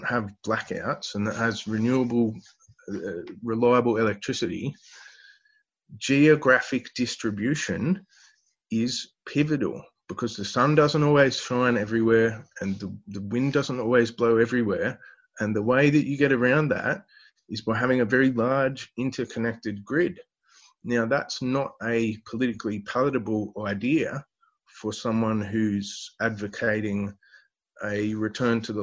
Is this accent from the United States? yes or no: no; Newcastle, New South Wales, Australia; I grew up in Newcastle, the world's biggest coal port.